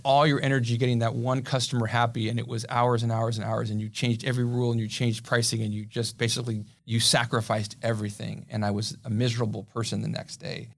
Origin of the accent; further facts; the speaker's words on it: Pasadena, California, United States; also born or lived in Santa Clara, California; now in San Diego, United States; I grew up in Pasadena